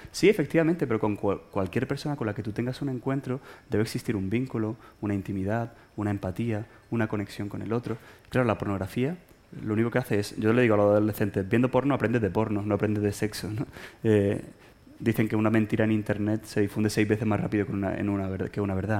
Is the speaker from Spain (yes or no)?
yes; Málaga, Andalusia, Spain; moved away as an adult; now in Madrid, Spain; soy expatriado, soy de Málaga y estoy expatriado aquí en Madrid desde hace 13 años